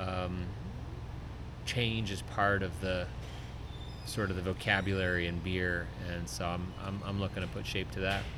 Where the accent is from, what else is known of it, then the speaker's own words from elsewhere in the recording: along the Delaware River, New Jersey, United States; I grew up on the New Jersey side